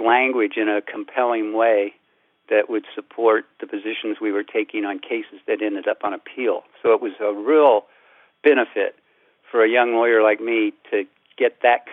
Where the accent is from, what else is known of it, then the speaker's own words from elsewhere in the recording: Central Illinois, United States; growing up in Central Illinois